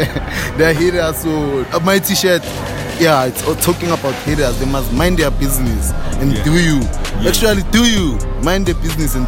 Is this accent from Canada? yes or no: no; Davidsonville, Gauteng, South Africa; Davidson, I'm from Davidson.